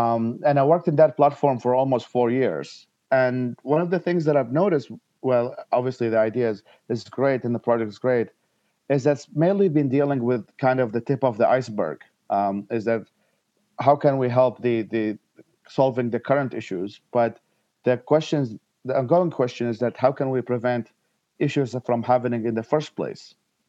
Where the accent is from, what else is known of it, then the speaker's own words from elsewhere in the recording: Iraq; moved away; I was born and raised in Iraq myself.